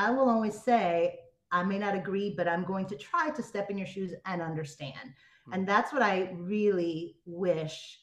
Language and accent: English; United States; moved away as an adult; also born or lived in Miami, Florida / New York / Los Angeles; now in Tampa, United States; I grew up between Miami and New York